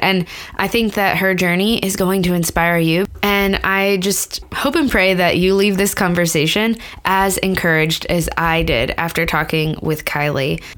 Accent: Pittsburgh, Pennsylvania, United States; Pittsburgh, which is my hometown.

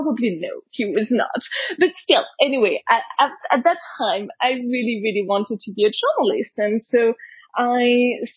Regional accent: Paris, Île-de-France, France; when I was a kid growing up in Paris

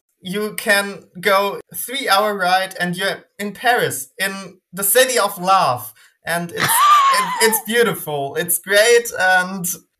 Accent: Germany; English is a second language; Hey, I'm …. I'm from Germany. I'm 18, so I represent Gen Z, I guess.

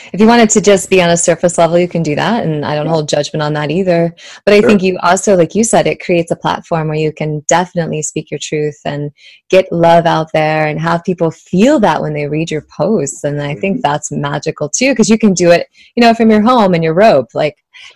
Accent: Kansas City, Missouri, United States; this is my hometown. Kansas City is where, you know, I grew up the most from seventh grade on to college

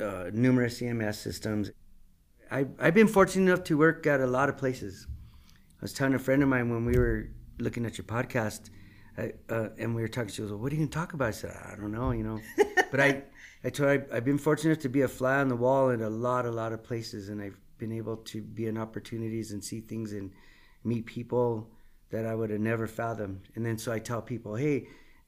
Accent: United States; I grew up in Old Town. And went to San Felipe, and we were in church all the time

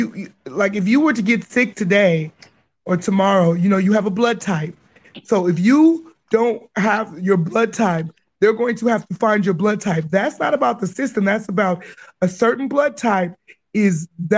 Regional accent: Pasadena, California, United States; moved away as an adult; now in Middle East; I'm from LA. I'm from Pasadena, California.

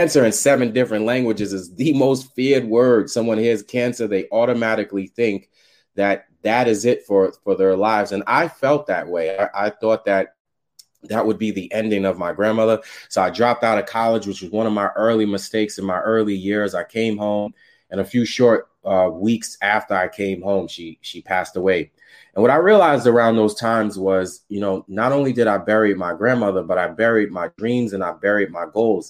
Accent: New York City, New York, United States; I was raised in Staten Island, New York

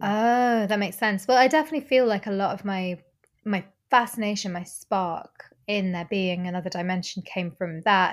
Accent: Normandy, France; now in Glasgow, United Kingdom; I grew up in Normandy

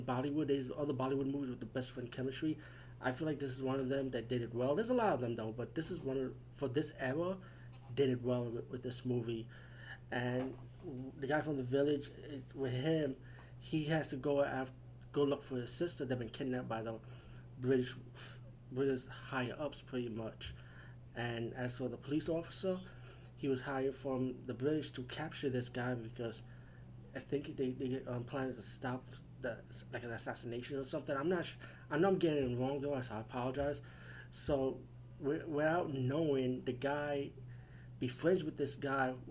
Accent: United States; I'm from the USA

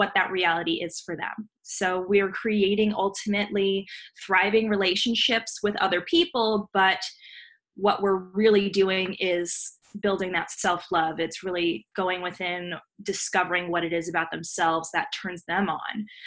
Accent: Los Angeles, California, United States; I was born and raised in Los Angeles, California

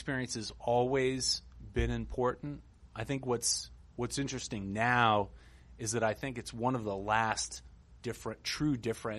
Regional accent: New York, United States; Grew up in New York

